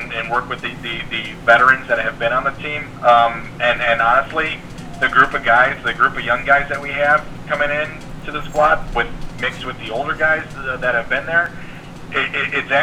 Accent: United States; being American

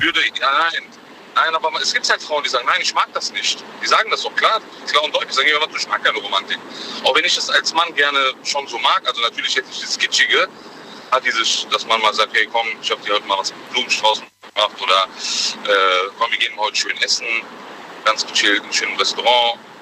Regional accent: Frankfurt, Hesse, Germany; bei uns in Frankfurt

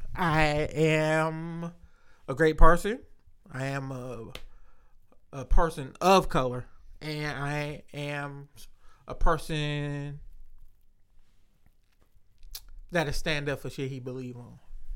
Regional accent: Detroit, Michigan, United States; I am from Detroit.

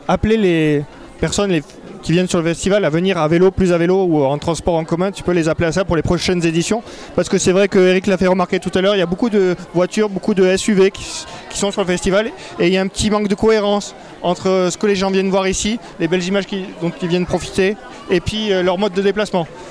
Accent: France; Moi, je suis français

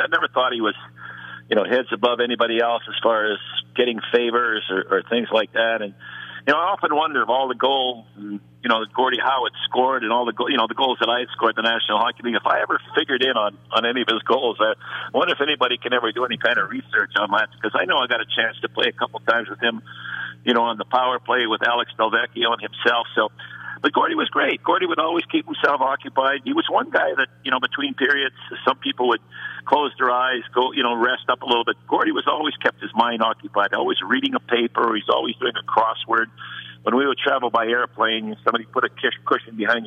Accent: Winnipeg, Manitoba, Canada; moved away; Winnipeg, my hometown

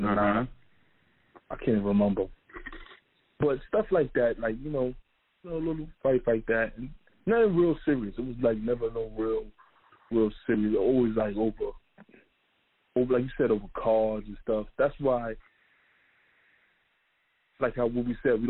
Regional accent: New York, United States; I'm from New York, so I got locked up in Pennsylvania

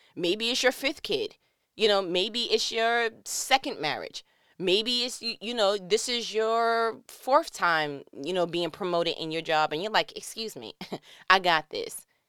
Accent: New York, United States; moved away; I'm from New York

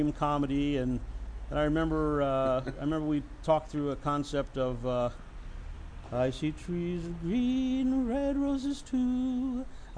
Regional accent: Nebraska, United States; also born or lived in Atlanta, Georgia; now in Oregon, United States; I'm from Nebraska

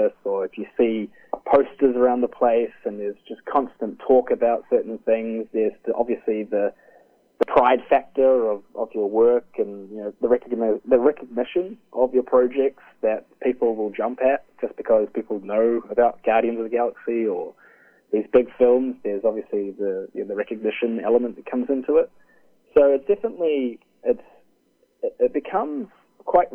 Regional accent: New Zealand; also born or lived in Vancouver, Canada; I was from New Zealand

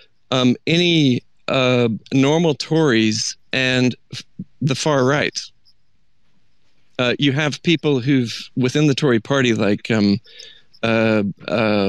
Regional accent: United States; moved away as an adult; now in United Kingdom; as an American

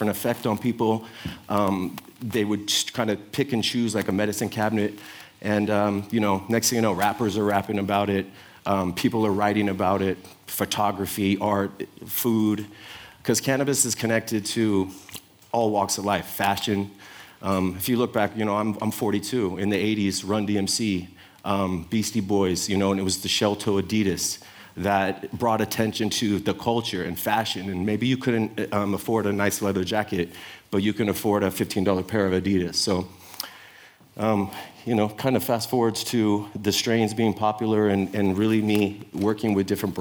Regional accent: San Francisco, California, United States; I'm from the Sunset District

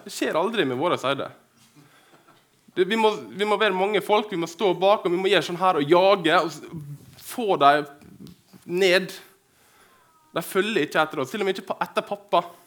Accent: Dyrkorn, Møre og Romsdal, Norway; moved away as an adult; now in Kristiansund, Norway; saudene i fjøsen hjemme på Dyrkorn. Eh, jeg bor i Kristiansund

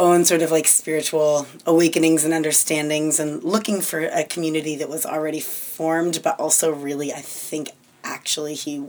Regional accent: New Hampshire, United States; born there; also born or lived in Maine / Brazil; And so I grew up, I was born in New Hampshire. They lived in a little farm in rural Maine, and then we ended up moving all over up and down the East Coast

